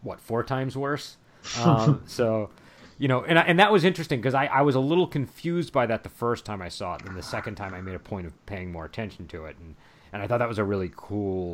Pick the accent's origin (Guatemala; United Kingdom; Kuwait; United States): United States; as an American